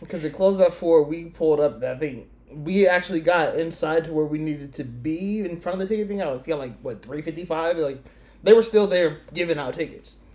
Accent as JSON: {"language": "English", "country": "United States", "said": "being American"}